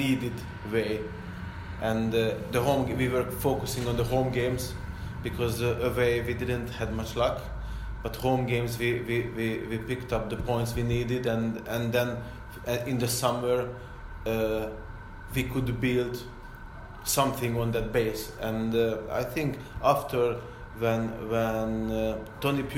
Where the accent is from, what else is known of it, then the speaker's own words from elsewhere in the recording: Porto, Norte, Portugal; English is a second language; now in England; Because I come from Porto, where they just want to get the ball and keep the ball and play football